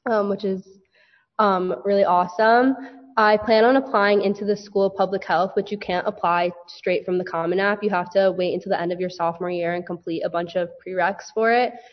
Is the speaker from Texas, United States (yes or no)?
no; Woodcliff Lake, New Jersey, United States; I'm from Woodcliff Lake, New Jersey.